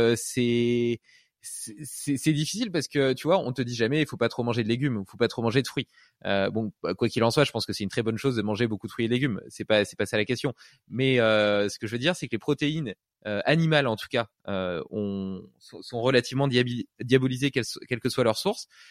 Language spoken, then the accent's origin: French; Brittany, France; moved away; j'ai vécu euh, une partie de mon enfance en Bretagne.